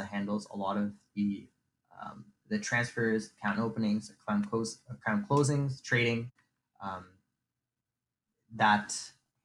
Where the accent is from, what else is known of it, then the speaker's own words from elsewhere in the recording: St. Catharines, Ontario, Canada; I am from Niagara, born and raised in Niagara, St. Catharines to be specific